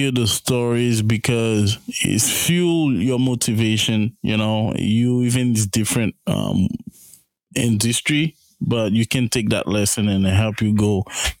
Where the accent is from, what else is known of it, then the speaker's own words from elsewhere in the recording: Haiti; I'm Haitian too